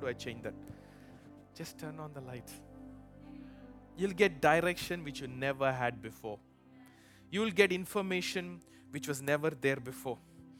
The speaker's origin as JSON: {"language": "English", "country": "India", "lives_now": "Chicago, United States", "said": "And people have lived here longer than me. Look, I came from India. They tell me, this year in Chicago, things bloomed earlier."}